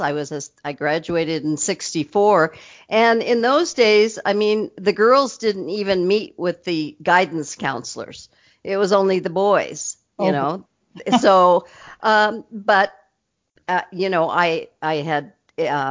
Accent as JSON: {"language": "English", "town": "Anaheim", "region": "California", "country": "United States", "tie": "born or raised there", "said": "I grew up in Anaheim"}